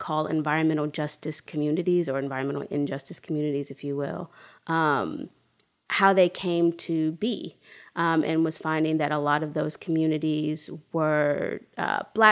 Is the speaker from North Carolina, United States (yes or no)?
yes; Durham, North Carolina, United States; Grew up in Durham, North Carolina